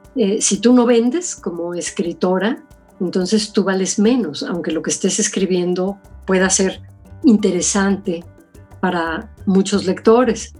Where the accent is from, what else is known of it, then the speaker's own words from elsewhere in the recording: Mexico; moved away as an adult; also born or lived in United States; sí, soy mexicana